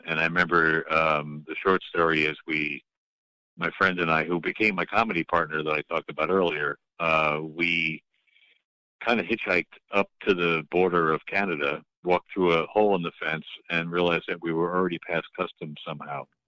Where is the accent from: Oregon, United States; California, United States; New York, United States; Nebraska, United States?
New York, United States; moved away as an adult; also born or lived in Boston; I'm from New York